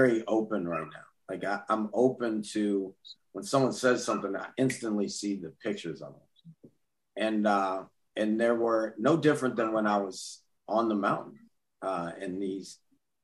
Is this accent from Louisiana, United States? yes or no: yes; Baton Rouge, Louisiana, United States; growing up in Baton Rouge, Louisiana, especially back then